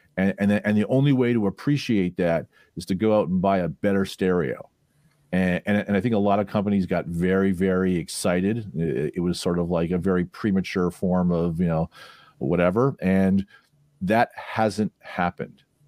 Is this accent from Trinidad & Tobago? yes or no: no; Toronto, Ontario, Canada; moved away; I was the type of kid growing up in Toronto